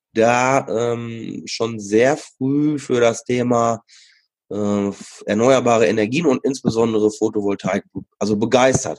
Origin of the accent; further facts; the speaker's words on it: Sauerland, North Rhine-Westphalia, Germany; ich bin äh, im Sauerland auch groß geworden